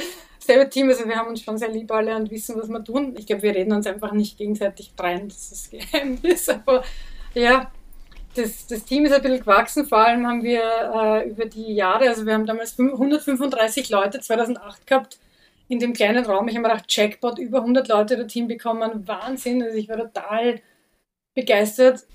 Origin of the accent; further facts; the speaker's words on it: Vienna, Austria; Ich bin selber im Wiener Gemeindebau aufgewachsen, im 22. Bezirk